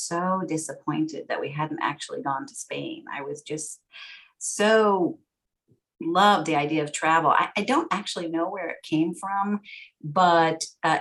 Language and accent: English; San Francisco, California, United States; growing up in San Francisco, I'm fourth generation San Franciscan. We spoke English at home